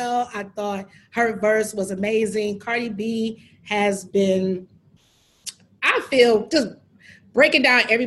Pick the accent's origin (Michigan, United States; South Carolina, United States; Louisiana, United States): Michigan, United States; Detroit; our high school days, how we would literally do that in Detroit